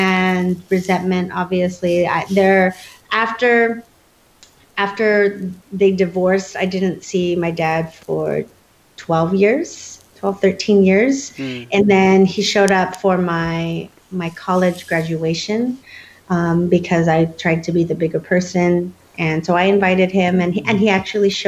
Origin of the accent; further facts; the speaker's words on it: California, United States; also born or lived in Ohio, United States / Philippines; I moved to California when I was 4